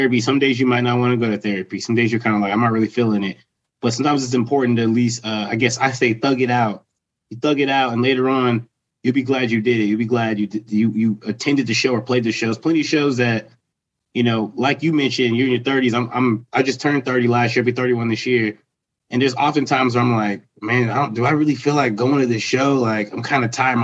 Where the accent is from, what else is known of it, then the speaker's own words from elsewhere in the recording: Lancaster, Pennsylvania, United States; We're from Lancaster